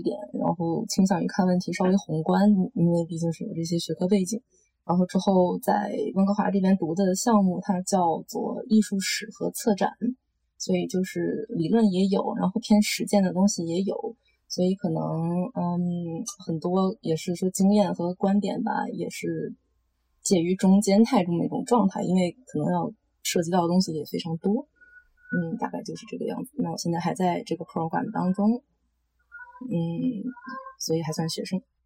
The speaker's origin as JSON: {"language": "Chinese", "country": "China", "tie": "born or raised there", "also_born_or_lived": "Los Angeles, United States", "moved": "as an adult", "lives_now": "Vancouver, Canada", "said": "我是在国内长大的，然后从高中毕业之后去美国，洛杉矶那边读的本科，然后在那边待了五年的样子，之后跑到祖根格华这边来继续读研"}